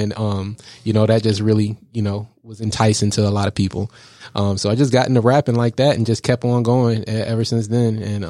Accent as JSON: {"language": "English", "town": "Buffalo", "region": "New York", "country": "United States", "tie": "born or raised there", "lives_now": "Georgia, United States", "said": "So I grew up in Buffalo, New York, in the snow, and I hated it."}